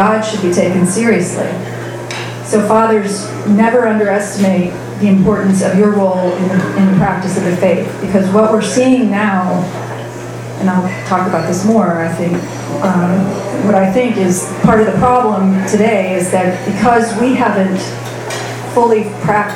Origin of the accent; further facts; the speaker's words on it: Fort Wayne, Indiana, United States; I grew up in Fort Wayne, Indiana.